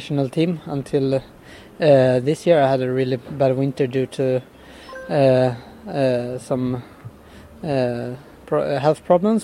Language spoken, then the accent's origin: English; Borlänge, Dalarna County, Sweden; now in Åre, Sweden; I live in Åre right now, but yeah. I'm born and raised in Borlänge, like a bit more south.